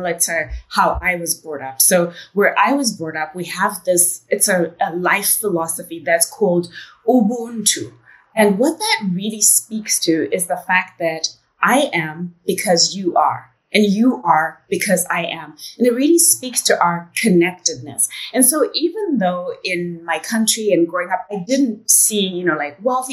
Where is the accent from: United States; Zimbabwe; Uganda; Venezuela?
Zimbabwe; accent: British English; moved away as an adult; also born or lived in United Kingdom; I am a girl from Zimbabwe.